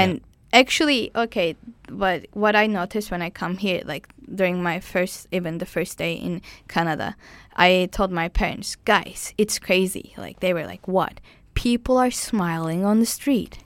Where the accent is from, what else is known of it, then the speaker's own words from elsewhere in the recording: Turkey; English is a second language; moved away as an adult; I come from Turkey